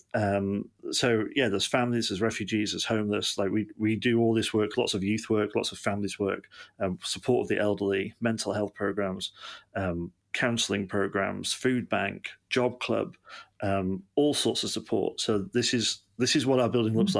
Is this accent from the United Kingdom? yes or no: yes; Manchester, North West England, United Kingdom; now in Yeovil, United Kingdom; I'm um, originally from Manchester in England